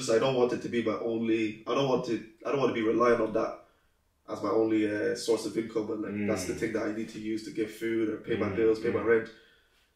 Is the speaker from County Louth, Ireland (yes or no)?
no; Mountmellick, Laois, Ireland; moved away as an adult; now in Dublin, Ireland; Leash, Mount Melick in Leash.